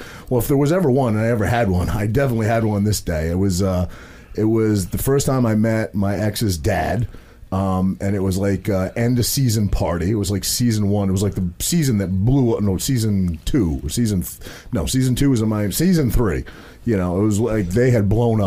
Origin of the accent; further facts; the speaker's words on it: Maine, United States; I'm a kid from a very small town in Maine. I grew up, you know, there was 800 people in my hometown of Maine.